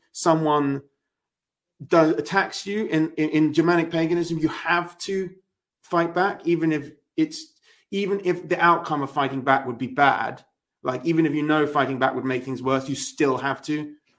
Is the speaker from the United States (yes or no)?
no; England, United Kingdom; me as an Englishman